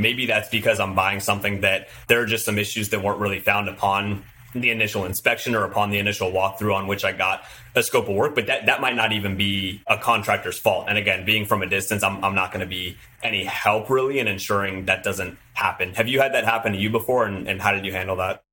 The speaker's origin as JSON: {"language": "English", "region": "Southern California", "country": "United States", "tie": "born or raised there", "said": "I'm from Southern California, I've lived here just about my whole life"}